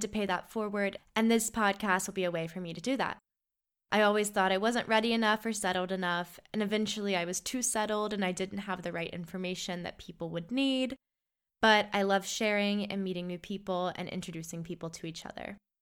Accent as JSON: {"language": "English", "country": "United States", "moved": "as an adult", "lives_now": "Paris, France", "said": "I'm an American living in Paris"}